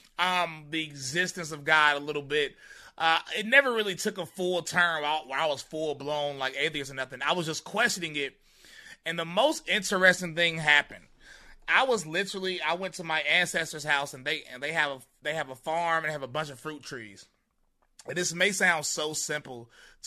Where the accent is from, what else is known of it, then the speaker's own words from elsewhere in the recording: High Point, North Carolina, United States; I grew up in High Point, North Carolina, a very crazy city